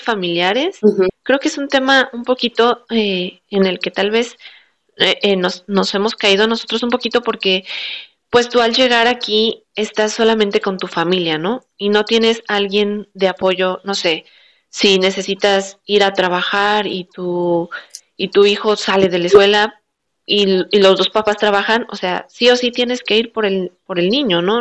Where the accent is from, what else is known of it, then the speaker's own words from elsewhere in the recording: Mexico; moved away as an adult; now in Adelaide, Australia; como somos mexicanos